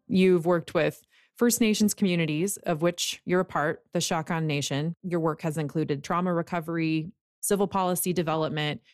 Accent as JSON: {"language": "English", "country": "United States", "said": "being an American"}